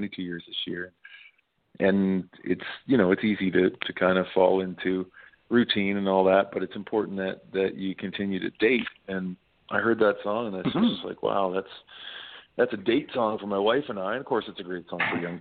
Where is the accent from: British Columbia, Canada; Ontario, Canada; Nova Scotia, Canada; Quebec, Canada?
Nova Scotia, Canada; a singer-songwriter, born and raised in Nova Scotia, I grew up on all sorts of music